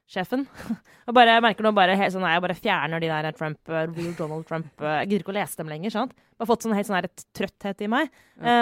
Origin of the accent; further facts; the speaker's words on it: Skjetten, Akershus, Norway; oppvekst også, da jeg spilte fotball på Skjetten. Det var veldig mange minoritetsunger i nabolaget rundt der jeg vokste opp.